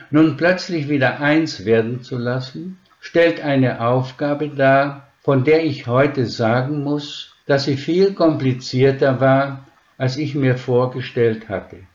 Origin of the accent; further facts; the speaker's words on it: Švedlár, Košice Region, Slovakia; born there; Das erläutere ich am Beispiel meines Geburtsortes. Wenn ich heute zu den Landsleuten nach Schwedler komme, dann kann ich in jedes Haus wie zu Freunden gehen, werde herzlich empfangen, zum Gespräch eingeladen, das ist meine Heimat.